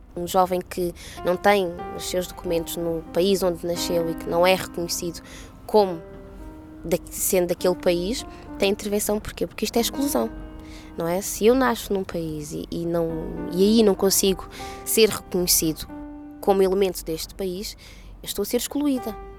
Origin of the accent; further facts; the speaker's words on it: Portugal; Nasci em Portugal realmente, mas nem sempre tive os documentos de, eh, de portuguesa